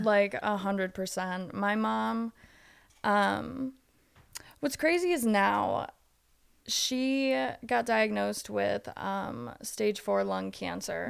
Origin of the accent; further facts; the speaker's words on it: Ohio, United States; I grew up in a small town in Ohio.